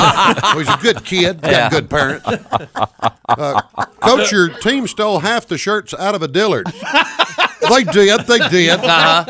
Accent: the South, United States; I look back on my life growing up in the South.

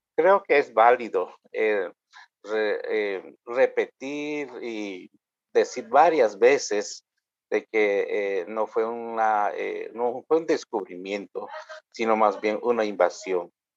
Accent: Guatemala; first language K'iche'; Spanish is a second language; indígena maya quiché, y inicié las palabras con mi idioma materno, eh, eh bien, además de ello, eh, soy sacerdote anglicano ah, y vivo acá en Guatemala

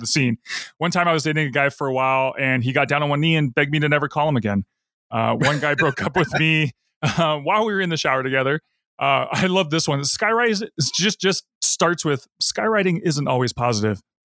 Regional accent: Seattle, Washington, United States; we're from Seattle

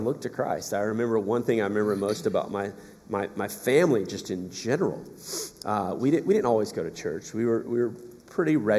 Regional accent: South Georgia, United States; moved away; So I'm from South Georgia originally.

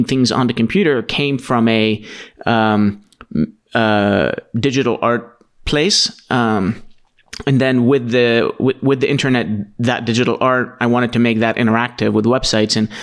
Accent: Aleppo, Aleppo Governorate, Syria; now in United States; So where I'm from is Aleppo, Syria.

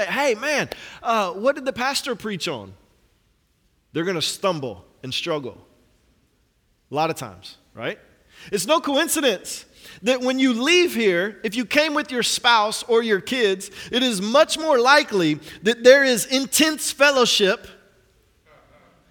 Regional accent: Atlanta, Georgia, United States; I'm from Atlanta.

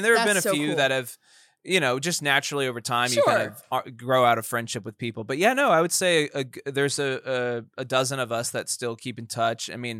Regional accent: Sugar Land, Texas, United States; now in Dallas, United States; I'm from Sugar Land, the Dirty Shug.

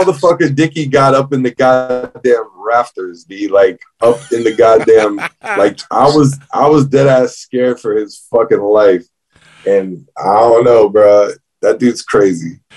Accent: Fort Pierce, Florida, United States; We're talking South Florida. I'm from Fort Pierce, so it's like the Treasure Coast, as they call it.

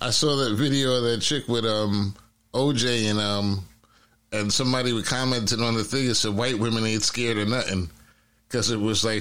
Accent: Detroit, Michigan, United States; I'm from Detroit, Michigan.

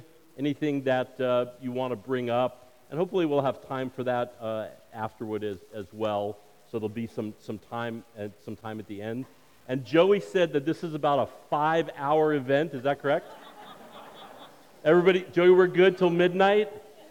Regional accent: New York, United States; and I come from a Jewish background. I grew up in New York, and I'll talk a little bit more about that.

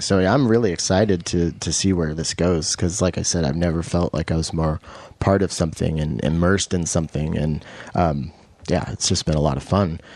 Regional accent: Washington, United States; also born or lived in Roslyn, Washington; I'm from Washington. I grew up here

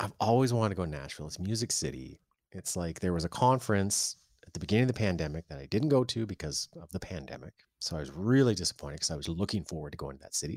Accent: Canada; February is tough as a Canadian

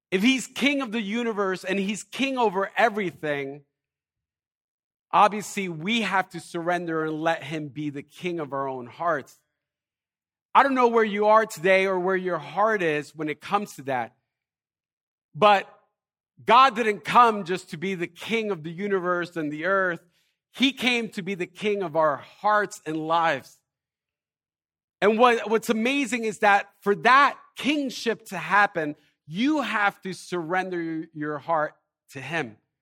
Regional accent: Elizabeth, New Jersey, United States; I'm from Elizabeth

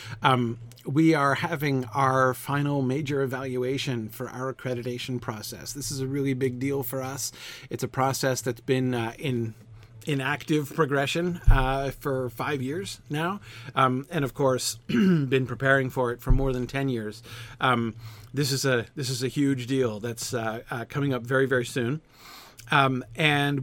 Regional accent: West Virginia, United States; moved away; I grew up in West Virginia

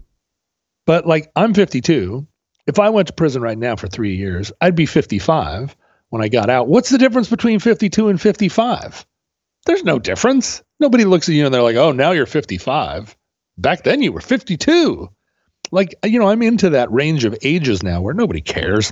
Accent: Alaska, United States; growing up in Alaska

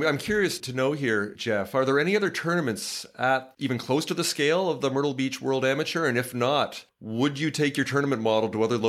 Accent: Toronto, Ontario, Canada; moved away; also born or lived in West Coast; I grew up in Toronto

